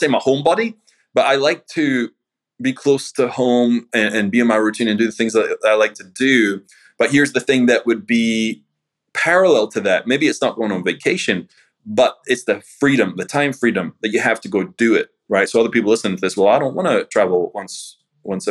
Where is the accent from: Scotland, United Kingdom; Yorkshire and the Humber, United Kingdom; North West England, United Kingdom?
Scotland, United Kingdom; moved away as an adult; now in United States; I'm from Scotland, you know, so being in the States, I mean, I'd come back and forward like 2-3 times a year